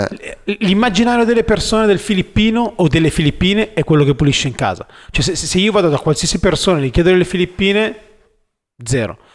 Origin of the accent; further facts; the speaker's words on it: Varazze, Liguria, Italy; questo è il mio spot, perché io sono di Varazze